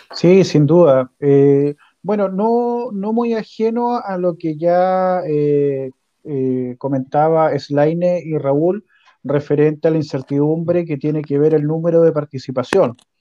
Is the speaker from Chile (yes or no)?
yes; Puyehue, Los Lagos, Chile; now in Osorno, Chile; crecí en Puyehue